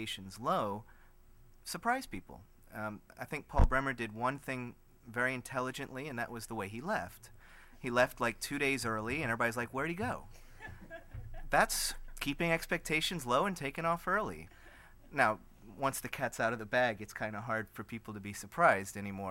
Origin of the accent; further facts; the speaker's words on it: United States; as an American